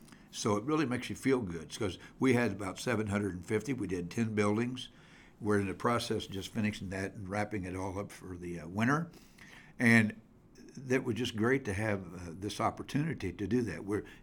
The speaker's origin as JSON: {"language": "English", "town": "Greenfield", "region": "Indiana", "country": "United States", "tie": "born or raised there", "said": "back home, which is Greenfield. And so it's pretty neat. One of the biggest hindrances I have is I'm 25 miles from Indianapolis"}